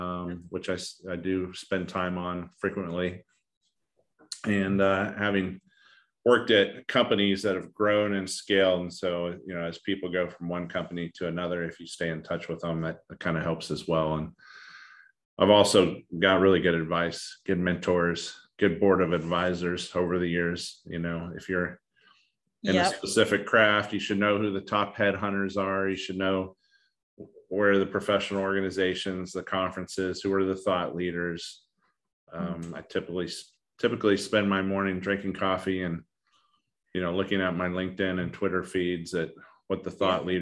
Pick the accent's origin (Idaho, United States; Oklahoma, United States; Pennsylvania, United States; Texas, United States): Idaho, United States; also born or lived in Asia; I'm an Irishman. I grew up in Asia and then in the middle of nowhere, wilderness, North Idaho.